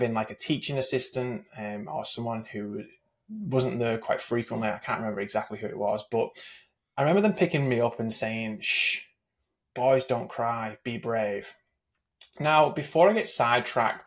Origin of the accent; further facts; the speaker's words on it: England, United Kingdom; I grew up in England